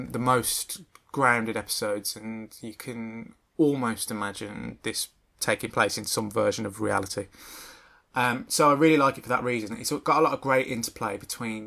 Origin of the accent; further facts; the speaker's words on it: Birmingham, West Midlands, United Kingdom; I'm from Birmingham